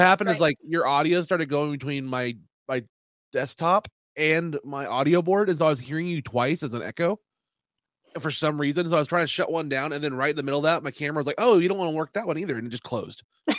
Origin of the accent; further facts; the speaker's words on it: Kansas, United States; also born or lived in Oklahoma; We're from Kansas and Oklahoma, so pretty much everybody that had a DVD at Walmart.